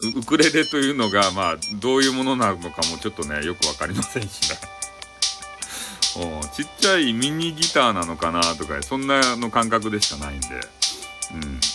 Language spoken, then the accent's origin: Japanese; Fukuoka, Japan; accent: Hakata dialect